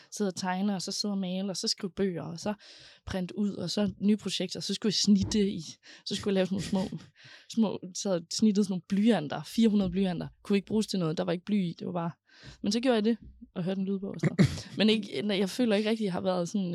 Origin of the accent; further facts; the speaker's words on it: Aarhus, Central Denmark Region, Denmark; jeg er født og opvokset i Højbjerg